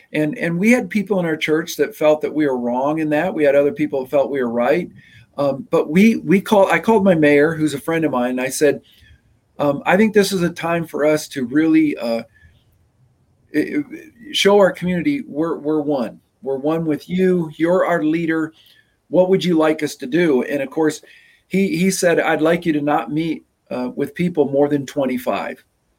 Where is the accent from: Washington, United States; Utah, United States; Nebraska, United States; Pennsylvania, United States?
Nebraska, United States; also born or lived in Michigan; I was born in Michigan. I moved to Nebraska when I was 5, and I'd already lived in 4 different parsonages.